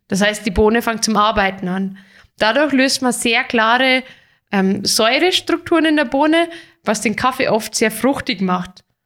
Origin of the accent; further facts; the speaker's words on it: Germany; hier bei uns in Deutschland